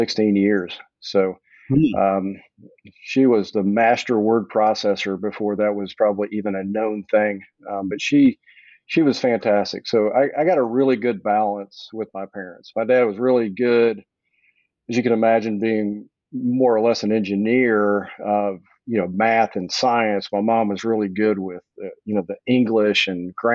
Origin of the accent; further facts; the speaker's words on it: Dallas, Texas, United States; I was born and raised in Dallas, Texas